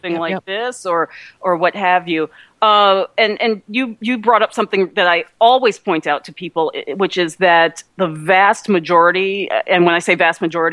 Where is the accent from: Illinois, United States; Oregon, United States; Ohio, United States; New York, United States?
New York, United States; New York area, United States; also born or lived in New Jersey; I'm from the New York area, too, and lived in New Jersey for a number of years